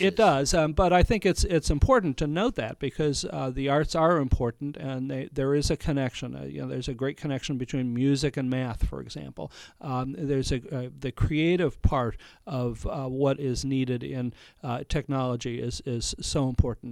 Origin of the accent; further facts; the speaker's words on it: Ohio, United States; moved away as an adult; also born or lived in Montgomery, Alabama / Michigan / Palm Beach, Florida; now in Napa, United States; I grew up in Ohio